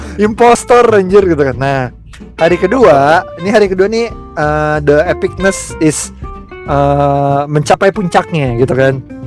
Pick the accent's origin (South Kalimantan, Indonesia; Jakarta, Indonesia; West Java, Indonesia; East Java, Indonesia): Jakarta, Indonesia; kita orang Jakarta